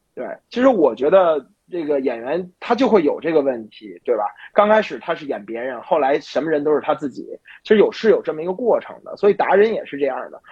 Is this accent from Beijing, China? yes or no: yes; Beijing, China; 因为我是北京人